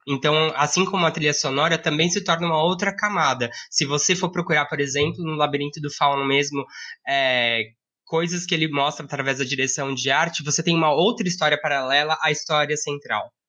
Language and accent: Portuguese; Brazil; a gente que é brasileiro